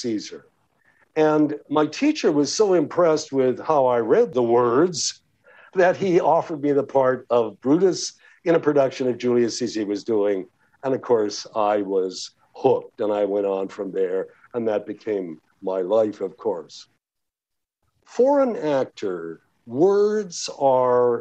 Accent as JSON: {"language": "English", "country": "Canada", "tie": "born or raised there", "also_born_or_lived": "Toronto, Canada / New York City, United States", "accent": "Canadian", "first_language": "English", "moved": "as an adult", "lives_now": "United States", "said": "I grew up in the streets of Canada and I learned English from a Canadian perspective"}